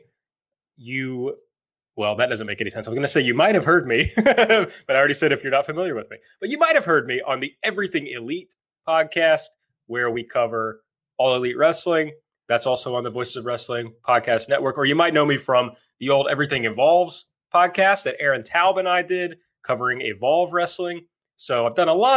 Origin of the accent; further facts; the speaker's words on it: rural Kentucky, United States; now in Louisville, United States; I'm from the very rural part of Kentucky originally